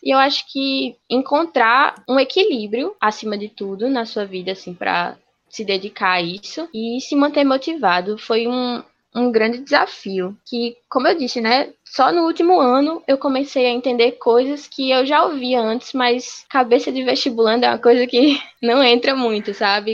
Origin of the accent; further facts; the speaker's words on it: Natal, Rio Grande do Norte, Brazil; sou daqui de Natal, mas atualmente acabei de ingressar no Cisu 2020 para a Universidade Federal da Paraíba